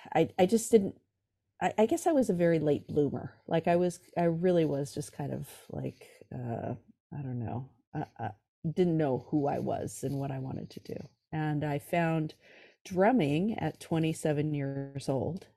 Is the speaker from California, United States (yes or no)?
yes; California, United States; also born or lived in New York City; I'm from California. I live in San Francisco now, but I grew up in uh, California